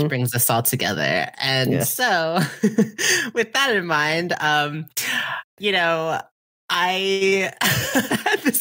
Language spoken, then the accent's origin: English; Wilmington, Delaware, United States; my hometown of Wilmington, Delaware